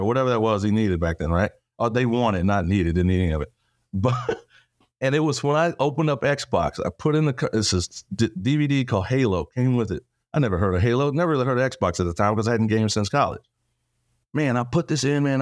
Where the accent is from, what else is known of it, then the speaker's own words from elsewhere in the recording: Texas, United States; accent: Texan; born and raised Texas, small town